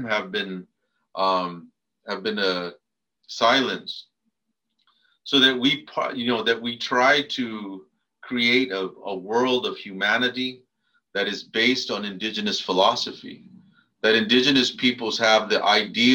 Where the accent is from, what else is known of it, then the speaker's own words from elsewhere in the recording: Arizona, United States; now in San Jose, United States; I come from Adishona, Arizona